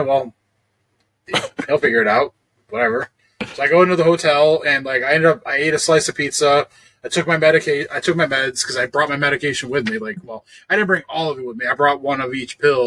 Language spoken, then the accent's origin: English; Ohio, United States; me being from Ohio